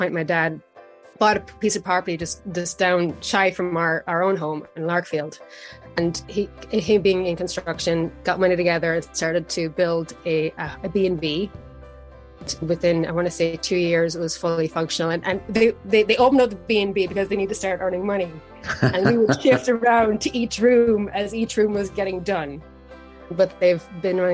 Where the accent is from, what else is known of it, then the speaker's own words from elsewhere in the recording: Carlow, Ireland; moved away as an adult; now in United States; I am from a small town in Ireland named Carlo, also named Carlock, built on four lakes. My parents own a bed and breakfast in Carlo. They have for over 20 years. So I spent a lot of time running around a bed and breakfast in my youth